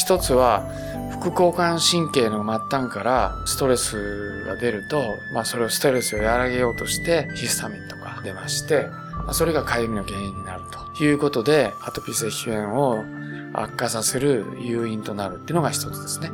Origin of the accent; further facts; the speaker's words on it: Beppu, Oita, Japan; 私はあの、大分県の別府の生まれ